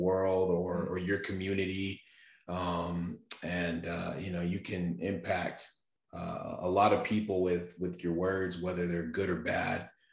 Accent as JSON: {"language": "English", "town": "Safford", "region": "Arizona", "country": "United States", "tie": "born or raised there", "also_born_or_lived": "Texas", "said": "I'm in southern Arizona in Safford"}